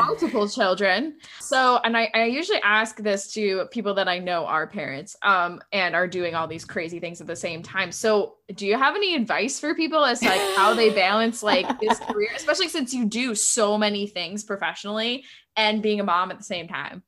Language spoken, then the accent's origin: English; New York, United States; moved away; also born or lived in Ohio; I'm originally from New York State